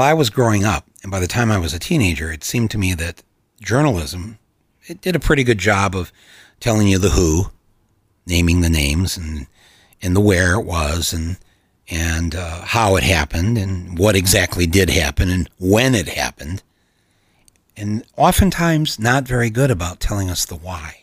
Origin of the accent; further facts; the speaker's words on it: Flint, Michigan, United States; I was born in Flint, Michigan, but grew up in a mostly white area just outside the city